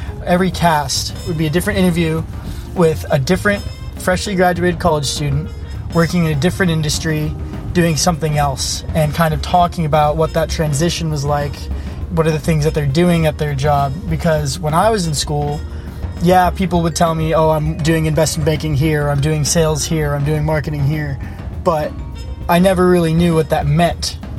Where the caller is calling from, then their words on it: Alamo, California, United States; I'm calling you from Alamo, California, but I'm working in the Silicon Valley. I'm a freshly graduated college student that just got himself into his first full-time job